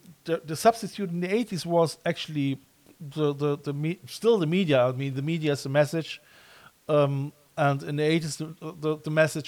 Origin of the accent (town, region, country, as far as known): Germany